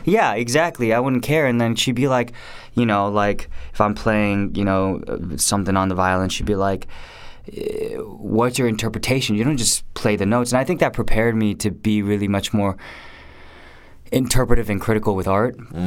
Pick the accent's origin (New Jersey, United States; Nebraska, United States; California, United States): California, United States; Garden Grove; also born or lived in Irvine; I was born in '81, and um, I was born in Garden Grove